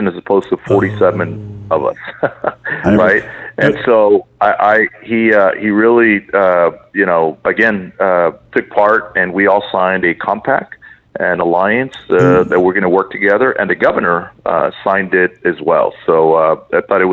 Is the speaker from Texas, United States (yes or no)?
yes; Port Isabel, Texas, United States; moved away as an adult; also born or lived in Brownsville, Texas; now in Edinburg, United States; Well, I was born in Brownsville, and I was raised in Port Isabel.